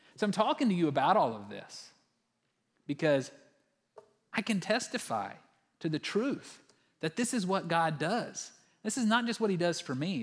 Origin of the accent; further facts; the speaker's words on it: West Texas, United States; growing up in Texas, like most good Texans, especially those who lived in West Texas